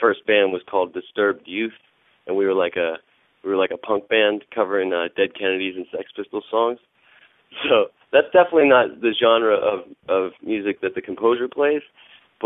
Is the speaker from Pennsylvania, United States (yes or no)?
yes; Monroeville, Pennsylvania, United States; also born or lived in Brookline, Pittsburgh; I grew up in Monroeville.